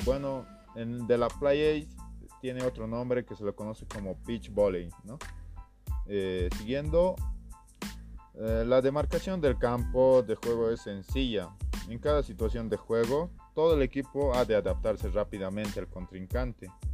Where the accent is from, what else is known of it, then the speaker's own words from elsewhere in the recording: Bolivia; now in Cochabamba, Bolivia; Soy un estudiante de la Universidad Mayor de San Simón, que es una de las mejores de mi país